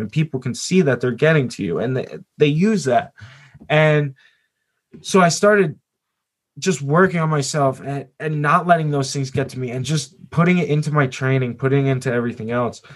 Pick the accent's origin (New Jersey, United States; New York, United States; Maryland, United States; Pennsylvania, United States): New Jersey, United States; I'm from Jersey